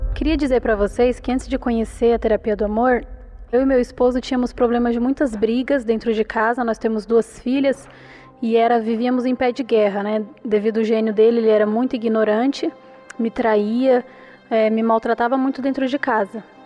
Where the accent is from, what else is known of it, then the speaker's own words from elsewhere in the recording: Itaquaquecetuba, São Paulo, Brazil; Eu sou de Itacoaxetuba